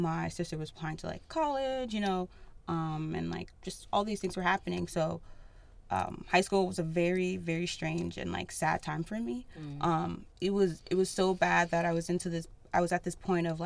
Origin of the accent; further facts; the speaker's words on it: New Jersey, United States; moved away as an adult; also born or lived in Nigeria (parents' origin); now in Northampton, United States; I was born in New Jersey, South Jersey, North Jersey, then I moved to South Jersey